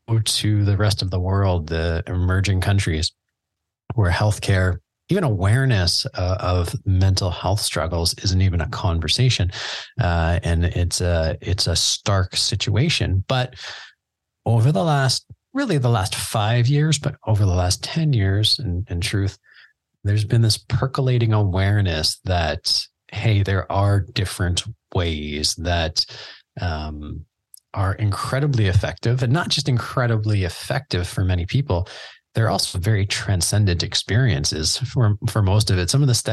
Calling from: Canada; I mean, I'm in Canada. Yeah. I'm recording from Canada right now.

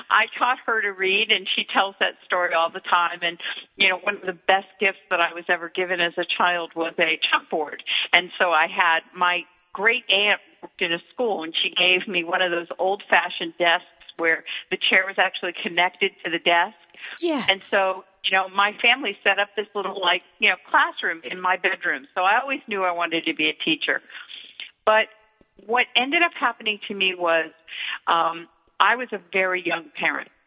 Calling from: San Francisco, California, United States; It's always a great day in San Francisco, but we've entered into the foggy time.

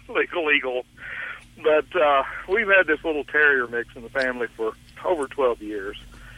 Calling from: Tyler, Texas, United States; Tyler, Texas.

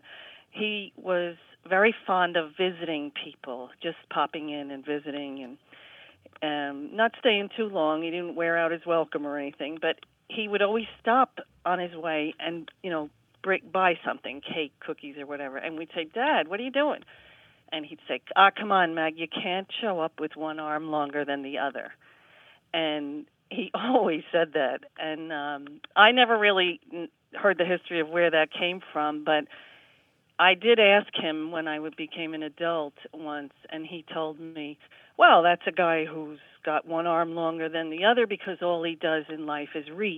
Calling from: Spring Valley, New York, United States; I am calling from Spring Valley, New York.

